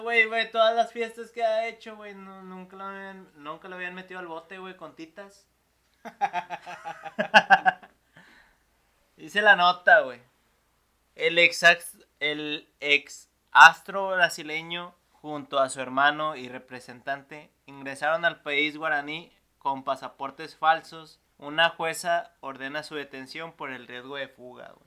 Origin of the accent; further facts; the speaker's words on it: Nuevo León, Mexico; somos de Nuevo León